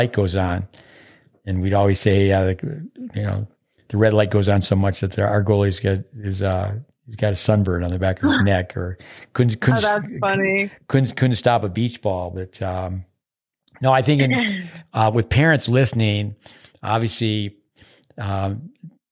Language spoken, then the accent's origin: English; United States; I'm an American, but I grew up 85 miles south of Montreal.